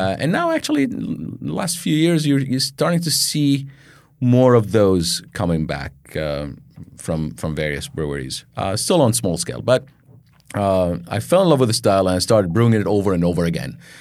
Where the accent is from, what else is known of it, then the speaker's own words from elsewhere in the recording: Baghdad, Baghdad Governorate, Iraq; moved away as an adult; now in United States; I was born in Baghdad, Iraq, um, grew up and, uh, grew up there, went to college and everything